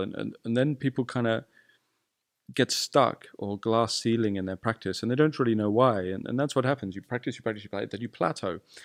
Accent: United Kingdom; I'm British

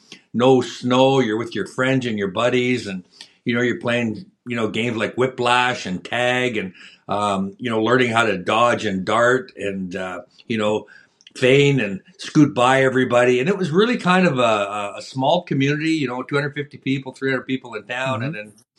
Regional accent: Val Marie, Saskatchewan, Canada; Well, we lived 100 feet from the creek. It's Frenchman Creek right by the house there.

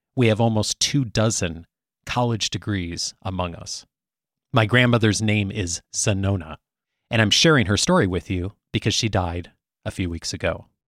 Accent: Chicago, Illinois, United States; moved away; I hail originally from the Chicago area, still the home of my parents and most of my extended family

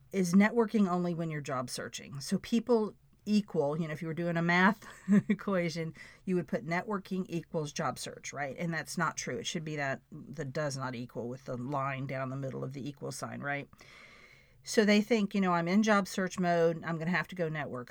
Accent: Florida, United States; I'm a girl from Florida

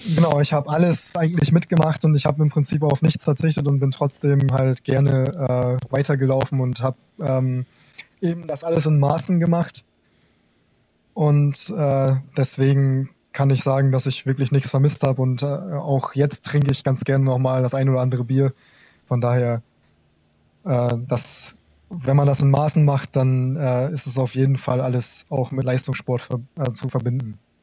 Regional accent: Garrel, Lower Saxony, Germany; moved away as an adult; now in Kassel, Germany; Ich komme ursprünglich aus dem Landkreis Kloppenburg. Der Ort heißt Garrel, kennt wahrscheinlich niemand.

